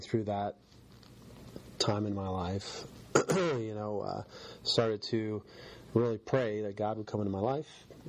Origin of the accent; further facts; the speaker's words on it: Connecticut, United States; also born or lived in Virginia; now in Pittsburgh, United States; I grew up in, I was born in Connecticut, and we lived down and moved from Connecticut when I was little to Virginia. My dad worked in the government. I was there for a few years until my parents got divorced, and then I moved back to Connecticut. I was probably 6 or 7.